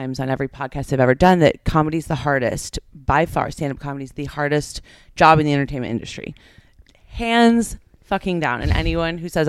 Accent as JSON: {"language": "English", "town": "Detroit", "region": "Michigan", "country": "United States", "tie": "born or raised there", "also_born_or_lived": "Miami", "moved": "as an adult", "lives_now": "Los Angeles, United States", "said": "I love Detroit. I love my hometown"}